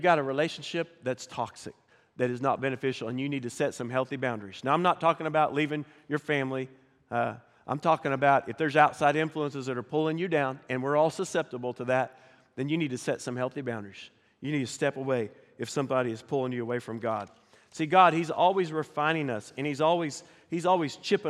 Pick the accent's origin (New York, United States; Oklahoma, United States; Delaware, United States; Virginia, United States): Oklahoma, United States; Pryor; now in Fort Smith, United States; So I grew up in Northeast Oklahoma, a little town called Pryor. Grew up in the country